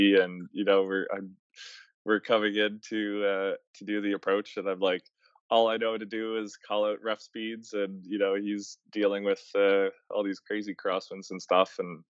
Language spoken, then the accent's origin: English; Atlantic Canada, Canada; I'm not from Winnipeg. I don't live there. I'm from the East Coast, so I was commuted into work